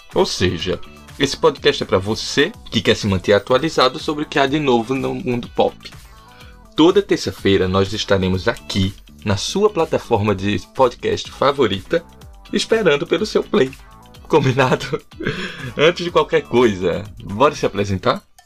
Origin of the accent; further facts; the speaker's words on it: Recife, Pernambuco, Brazil; moved away as an adult; also born or lived in João Pessoa, Brazil; now in Dublin, Ireland; Eu sou de Recife.